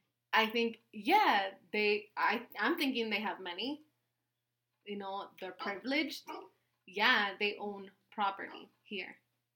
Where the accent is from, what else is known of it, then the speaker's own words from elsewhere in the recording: United States; I was born here